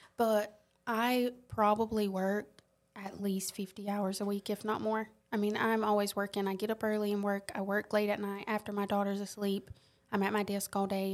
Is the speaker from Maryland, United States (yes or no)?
no; Robeson County, southeastern North Carolina, United States; accent: Lumbee; moved away as an adult; now in Columbia, United States; I'm from North Carolina, southeastern North Carolina, Robeson County